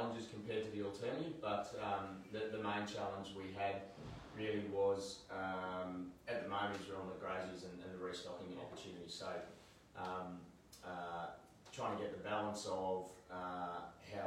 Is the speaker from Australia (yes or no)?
yes; Australia; also born or lived in Sydney; I grew up in Cookal